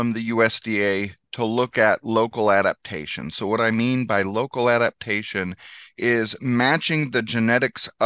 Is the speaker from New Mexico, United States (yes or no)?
yes; Northwest New Mexico, United States; moved away as an adult; now in Missouri, United States; I grew up in Northwest New Mexico